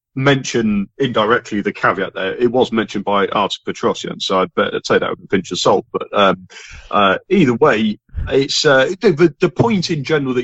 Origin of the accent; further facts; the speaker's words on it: England, United Kingdom; I mean, as an English football fan, I grew up